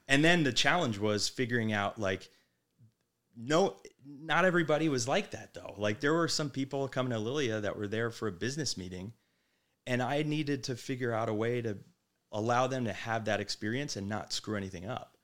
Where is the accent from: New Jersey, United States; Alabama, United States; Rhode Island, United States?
New Jersey, United States; Manasquan; moved away; the Jersey Shore where we grew up in Manasquan